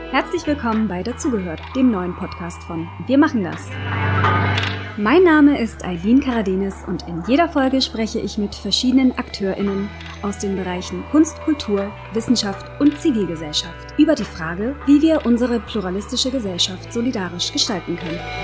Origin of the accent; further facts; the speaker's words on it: Nuremberg, Bavaria, Germany; ich bin geboren und aufgewachsen in Nürnberg, in Franken